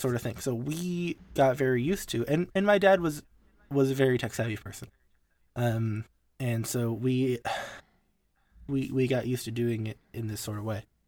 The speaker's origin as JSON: {"language": "English", "country": "United States", "said": "I'm an American, and I'm used to the way American restaurants are"}